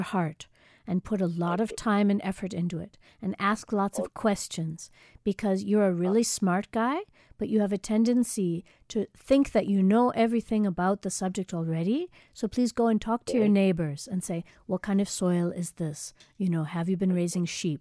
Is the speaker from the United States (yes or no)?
yes; United States; moved away as an adult; now in South Africa; I'm American, but I've lived here now 14 years.